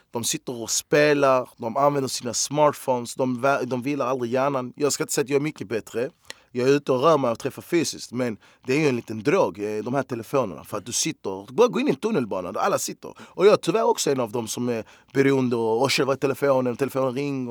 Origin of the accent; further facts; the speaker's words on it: Malmö, Skåne, Sweden; jag är fan jävligt lycklig och stolt att jag är från Malmö